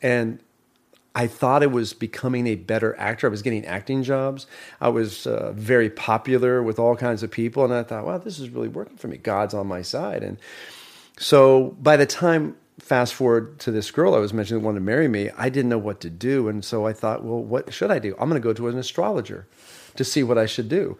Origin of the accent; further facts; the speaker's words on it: Tulsa, Oklahoma, United States; also born or lived in Wichita, Kansas; so we came from Wichita, Kansas. That's where Phil Johnson's family's from. So my dad taught Phil's dad, um, many, many years ago. Then we all migrated to Tulsa, Oklahoma together